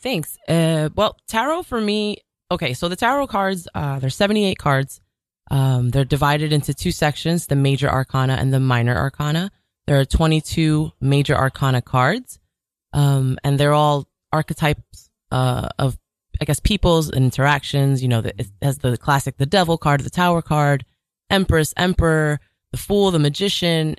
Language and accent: English; New York City, New York, United States; I was born and raised in Jamaica, Queens